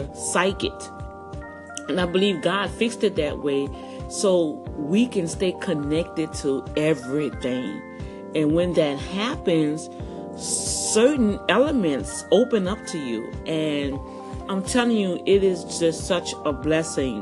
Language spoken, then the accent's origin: English; New Orleans, Louisiana, United States; moved away; growing up in Algiers and New Orleans